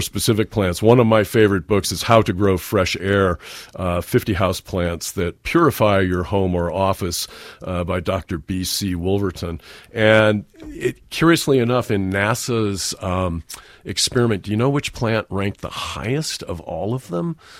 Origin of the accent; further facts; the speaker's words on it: San Francisco Peninsula, California, United States; I grew up on the San Francisco Peninsula